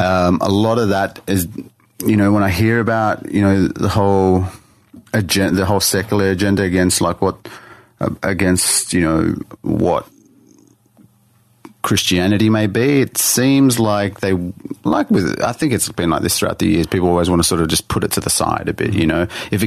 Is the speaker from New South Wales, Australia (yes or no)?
yes; Sydney, New South Wales, Australia; Born and bred in Sydney, like in the city. Grew up in the city.